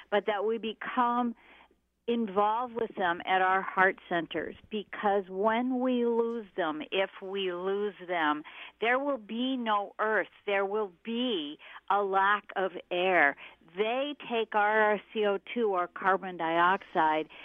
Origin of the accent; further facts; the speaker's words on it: the Northwest, Pacific Northwest, United States; I was raised in the Northwest